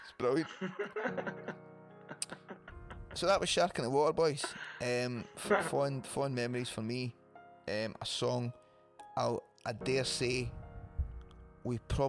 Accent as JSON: {"language": "English", "town": "Wishaw", "region": "Scotland", "country": "United Kingdom", "tie": "born or raised there", "said": "The drummer Jamie is from my hometown of Wisher."}